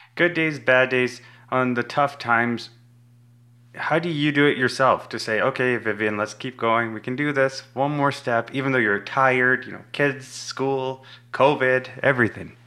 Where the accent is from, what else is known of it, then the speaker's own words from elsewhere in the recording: Tanzania; moved away; I was born in East Africa in Tanzania